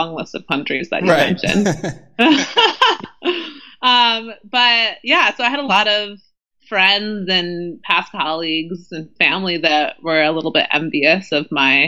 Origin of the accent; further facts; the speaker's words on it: United States; moved away; my home country, the U.S.